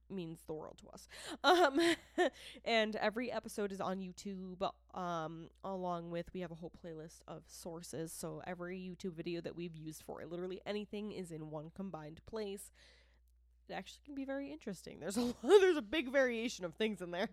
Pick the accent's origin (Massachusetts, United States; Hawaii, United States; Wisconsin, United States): Massachusetts, United States; accent: Boston; I'm from Massachusetts, and I'm sorry. Um, I'm not sorry, but I'm sorry for the accent